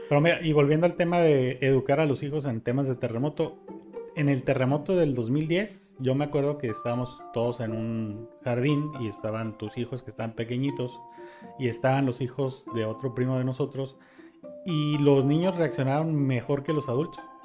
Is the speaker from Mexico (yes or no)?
yes; Mexico; los que pagamos los platos rotos son los mexicanos